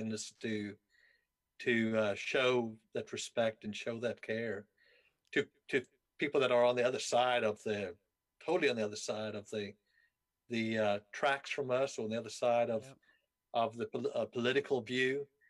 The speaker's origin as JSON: {"language": "English", "country": "South Africa", "tie": "born or raised there", "moved": "yes", "said": "I grew up in South Africa."}